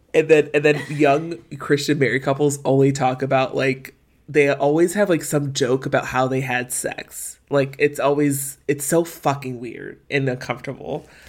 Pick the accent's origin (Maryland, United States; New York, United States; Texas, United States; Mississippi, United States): Maryland, United States; where we were in Maryland growing up